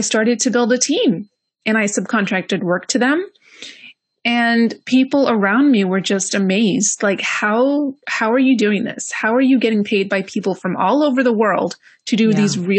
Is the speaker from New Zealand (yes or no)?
no; Greece; moved away; also born or lived in London; I moved from London to Greece, which is where I'm originally from